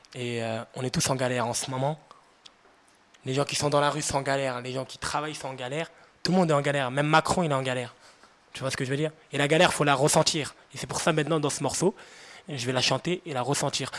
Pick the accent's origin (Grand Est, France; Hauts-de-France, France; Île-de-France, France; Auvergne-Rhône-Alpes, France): Île-de-France, France; Seine-Saint-Denis; je viens du 93, j'habite à Drancy